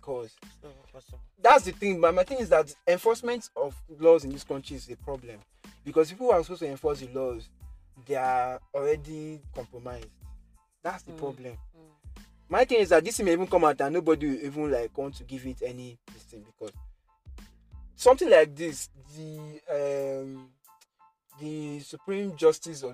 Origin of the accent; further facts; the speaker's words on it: Nigeria; being a Nigerian